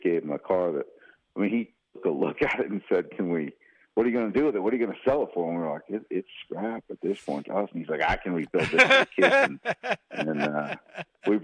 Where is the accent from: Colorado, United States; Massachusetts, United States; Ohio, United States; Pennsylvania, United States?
Massachusetts, United States; outside of Boston; moved away; I grew up outside of Boston